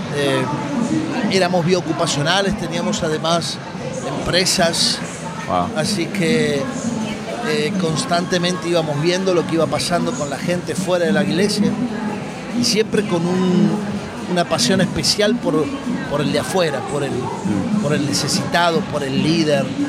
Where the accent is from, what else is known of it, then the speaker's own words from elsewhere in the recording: Buenos Aires, Argentina; moved away as an adult; now in Miami, United States; Nací en la República Argentina, en Buenos Aires, viví hasta hace 10 años en Argentina, ahora vivo en Miami